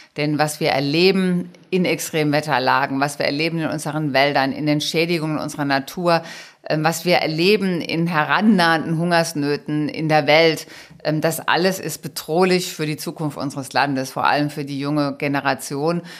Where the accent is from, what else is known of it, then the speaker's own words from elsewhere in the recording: Rhineland-Palatinate, Germany; also born or lived in Trier / Mainz / Rhenish Hesse; meine Heimat ist Rheinland-Pfalz